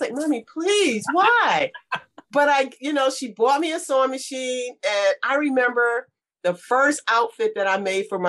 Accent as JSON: {"language": "English", "town": "Baltimore", "region": "Maryland", "country": "United States", "tie": "born or raised there", "also_born_or_lived": "Atlanta, Georgia", "moved": "as an adult", "lives_now": "West Palm Beach, United States", "said": "I grew up in Baltimore. I'm born and raised Baltimore."}